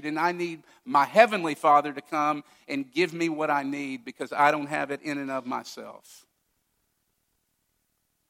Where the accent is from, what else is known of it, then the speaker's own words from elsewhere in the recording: Owensboro, Kentucky, United States; moved away; which is the way you go to my hometown